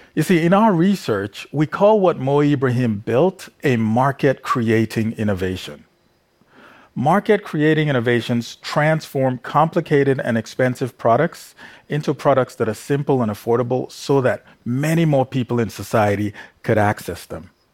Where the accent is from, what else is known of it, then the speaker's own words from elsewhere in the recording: Nigeria; growing up in Nigeria